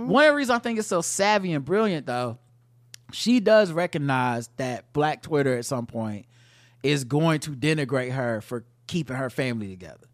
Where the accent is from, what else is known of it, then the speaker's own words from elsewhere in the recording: North Carolina, United States; I grew up in North Carolina